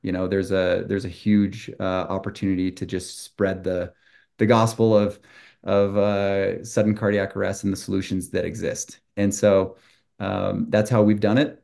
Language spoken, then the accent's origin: English; Utah, United States; also born or lived in Brazil; I grew up in Utah, two parents, two brothers, two sisters, and a dog named Daisy